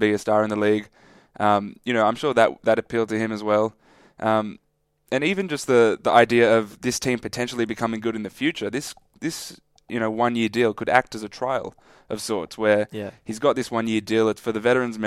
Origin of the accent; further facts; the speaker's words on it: Australia; as an Australian